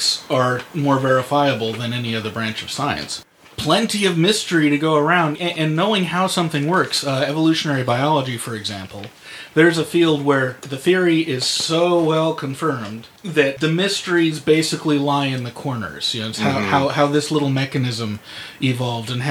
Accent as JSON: {"language": "English", "country": "United States", "said": "I'm American"}